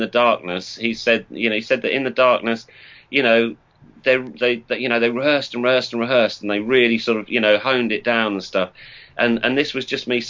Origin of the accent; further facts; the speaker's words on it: Norwich, East of England, United Kingdom; also born or lived in Northampton; I'm from Norwich